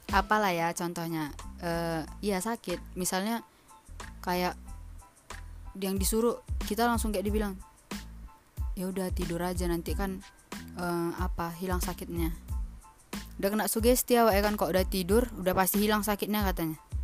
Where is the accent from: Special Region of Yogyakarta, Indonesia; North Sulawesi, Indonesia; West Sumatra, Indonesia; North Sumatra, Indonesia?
North Sumatra, Indonesia; Medan; Medan Gak Medan-Medan kali juga sih Sumatera Utara lebih tepatnya